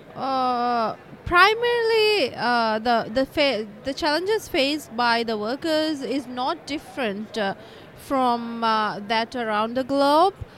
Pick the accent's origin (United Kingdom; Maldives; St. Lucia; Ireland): Maldives; I'm from Maldives, Maldives Trade Union Congress.